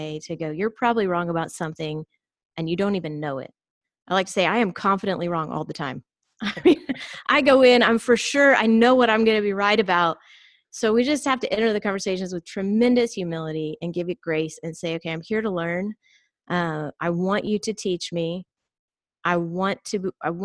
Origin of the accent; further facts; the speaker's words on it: United States; also born or lived in Georgia, United States / Texas, United States; I was raised in Georgia and Texas, so primarily the Bible Belt